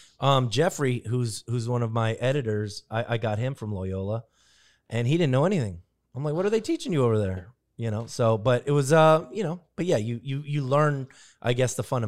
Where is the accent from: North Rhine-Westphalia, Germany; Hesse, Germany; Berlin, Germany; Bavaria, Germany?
Bavaria, Germany; Nuremberg; born there; Born in Nuremberg, Germany. My hospital isn't in existence anymore. It was an army hospital.